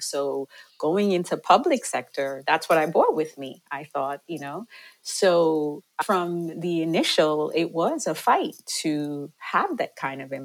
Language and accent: English; Jamaica; moved away; I'm originally from Jamaica